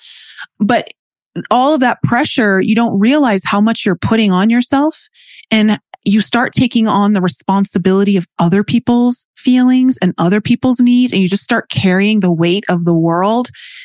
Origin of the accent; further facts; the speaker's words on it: Toronto, Ontario, Canada; growing up in Toronto, Canada, it's a big city.